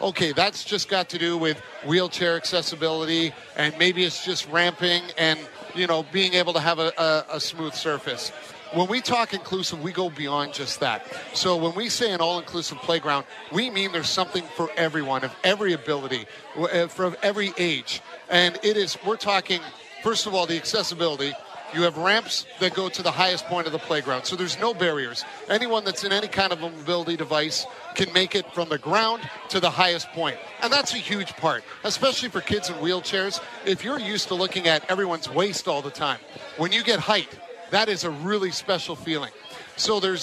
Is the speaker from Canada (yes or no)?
yes; Newmarket, Ontario, Canada; moved away; moving back to my hometown north of Toronto in Newmarket